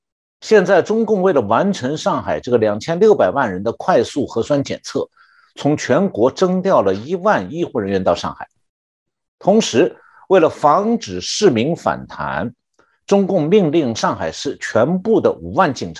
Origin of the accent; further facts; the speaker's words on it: Shanghai, China; 我就是上海出生长大的，所以也算是上海人